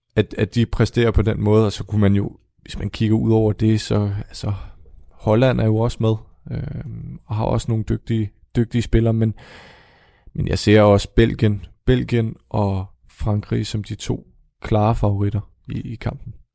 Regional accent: Denmark

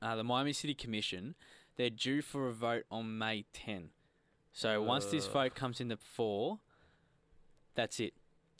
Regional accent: Australia; I'm Australian biased

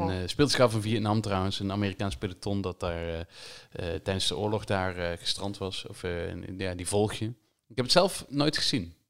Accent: Limburg, Netherlands; als Limburger

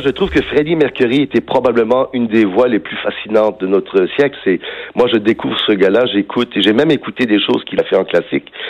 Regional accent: Villemar, Quebec, Canada; je suis un gars de Villemar, mais malgré mon accent

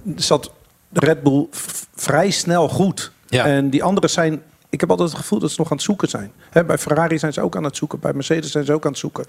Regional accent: Netherlands; als Nederlander

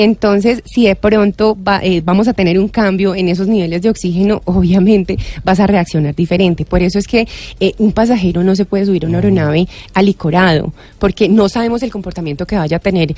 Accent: Colombia; Nosotros somos colombianos

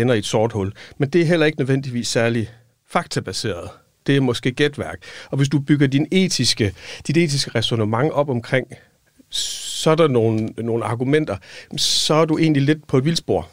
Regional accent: Silkeborg, Central Denmark Region, Denmark; moved away as an adult; also born or lived in Odense; Jeg var fra Midtjylland, fra Silkeborg

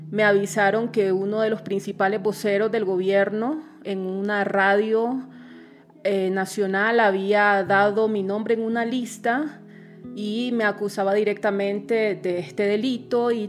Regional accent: Nicaragua; soy periodista nicaragüense

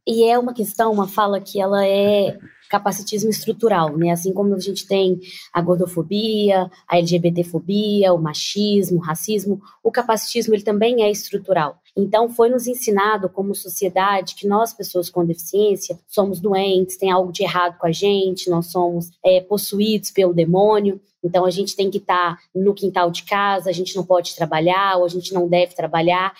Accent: Nova Lima, Minas Gerais, Brazil; Eu sou mineira, venho de Nova Lima

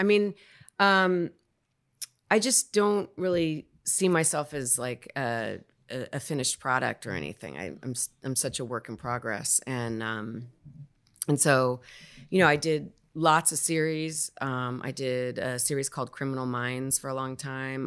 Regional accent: New York City, New York, United States; also born or lived in Spanish Harlem; where I grew up on the Upper East Side

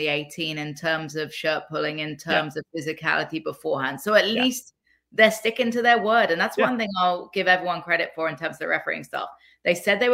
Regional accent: England, United Kingdom; I'm from England.

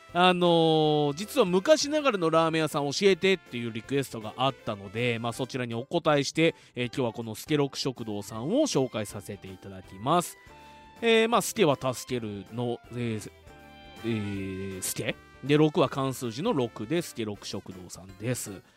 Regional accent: Fuji, Shizuoka, Japan; 生まれも育ちも静岡県富士市

